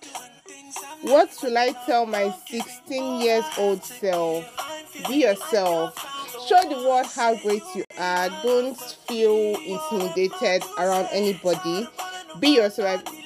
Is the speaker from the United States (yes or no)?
no; Enugu State, Nigeria; I'm from Enugu State, with the local government, Amufiago Afa.